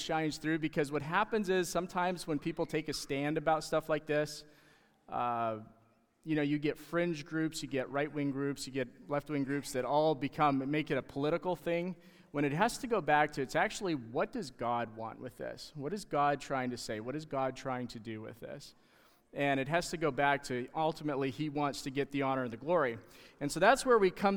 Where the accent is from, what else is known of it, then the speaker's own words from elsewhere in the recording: Canada; moved away; being Canadian